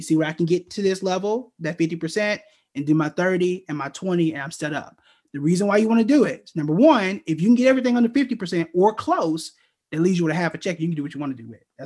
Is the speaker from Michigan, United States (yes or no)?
no; Oklahoma, United States; moved away as an adult; I'm from Oklahoma